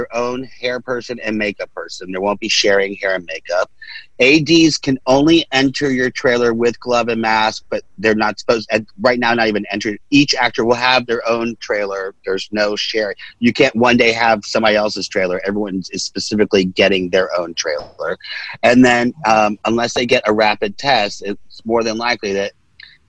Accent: Southeast, United States; now in Los Angeles, United States; I grew up in the Southeast

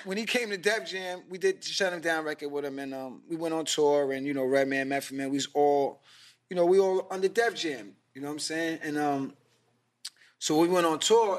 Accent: New York City, New York, United States; I was from Queens, but I was going to Manhattan

